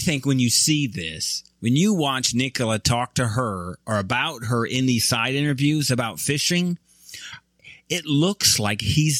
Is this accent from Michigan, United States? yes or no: yes; Michigan, United States; I'm from Michigan.